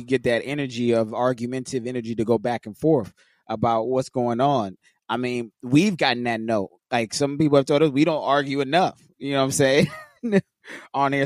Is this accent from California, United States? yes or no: yes; Los Angeles, California, United States; being born and raised in L